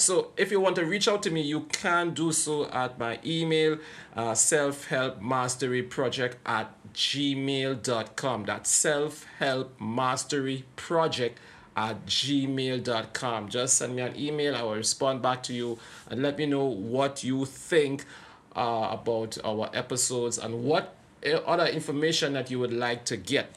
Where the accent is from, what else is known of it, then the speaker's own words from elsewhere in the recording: Trinidad & Tobago; I am from Trinidad and Tobago